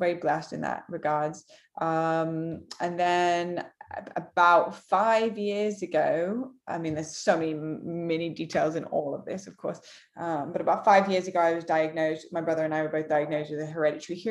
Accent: Manchester, North West England, United Kingdom; Born and raised in Manchester, England

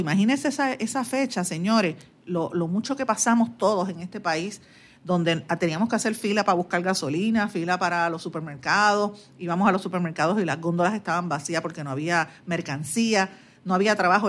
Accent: Guaynabo, Puerto Rico; yo soy de Guaynabo, natural de, de, de Guaynabo

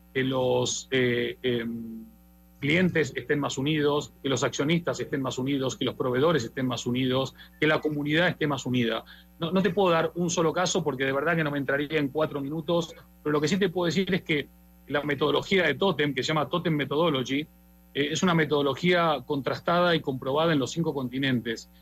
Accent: Argentina; yo como argentino

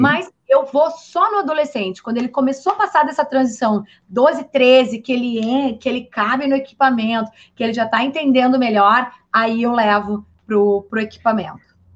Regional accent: Rio Grande do Sul, Brazil; sou gaúcha

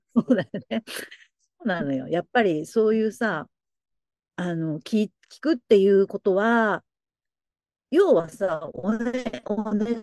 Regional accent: Tokyo, Japan; born or raised there; now in Nagoya, Japan

